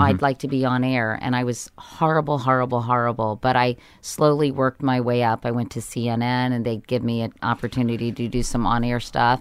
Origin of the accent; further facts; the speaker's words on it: Arlington, Virginia, United States; I grew up in Arlington, Virginia